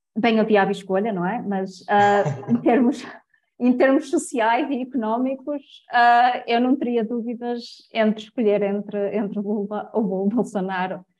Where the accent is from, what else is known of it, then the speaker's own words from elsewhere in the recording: Portugal; como portugueses